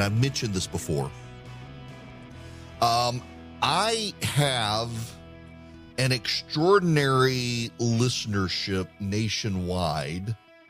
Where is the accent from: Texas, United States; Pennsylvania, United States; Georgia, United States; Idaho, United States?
Georgia, United States; But I do sometimes worry that some of you care that I might spend too much time talking about my home state of Georgia.